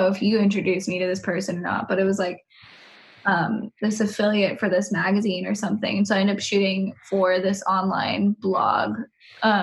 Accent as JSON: {"language": "English", "area": "San Francisco Bay Area", "region": "California", "country": "United States", "moved": "yes", "said": "I'm also from the Bay Area"}